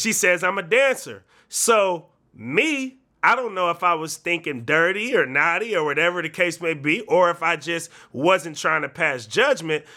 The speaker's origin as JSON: {"language": "English", "area": "the Bay Area", "region": "California", "country": "United States", "said": "We're from the Bay"}